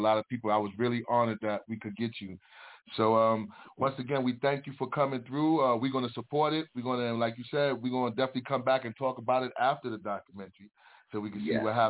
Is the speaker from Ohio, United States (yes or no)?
no; New York City, New York, United States; I grew up in the East Harlem Boys Club.